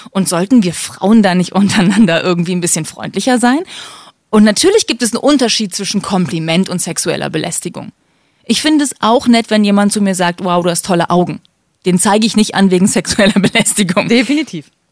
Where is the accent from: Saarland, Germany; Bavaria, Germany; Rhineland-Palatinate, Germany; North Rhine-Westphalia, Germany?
North Rhine-Westphalia, Germany; Cologne; du weißt ja, ich komme aus Köln, Kölner Karneval